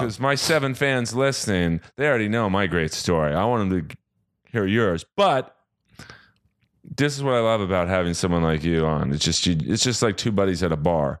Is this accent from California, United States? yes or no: yes; Los Angeles, California, United States; Born and raised in Bel Air, California